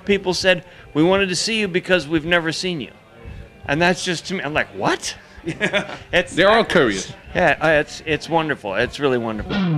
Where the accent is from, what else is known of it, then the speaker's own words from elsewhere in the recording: Midwest, United States; moved away; also born or lived in Seattle; growing up in the Midwest, I grew up on. Uh, you know, corn, potatoes, and rock and roll